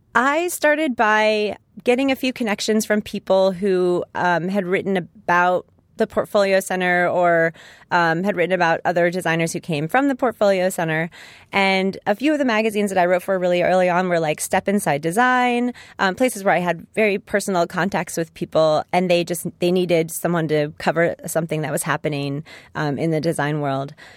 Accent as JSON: {"language": "English", "town": "Los Angeles", "region": "California", "country": "United States", "tie": "born or raised there", "said": "my hometown"}